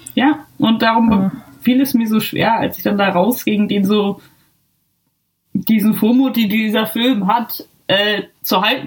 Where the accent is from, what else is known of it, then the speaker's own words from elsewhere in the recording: Germany; now in Ireland; ich muss mich ja jeden zweiten Tag oder keine Ahnung wie oft irgendwie als Deutsche outen